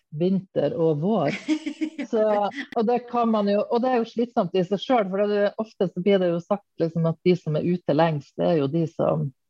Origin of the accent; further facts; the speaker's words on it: Hamarøy, Nordland, Norway; also born or lived in Mo i Rana; now in Bærum, Norway; Bor i Bærum. Eh, men jeg er opprinnelig fra Nord-Norge nærmere bestemt Hamarøy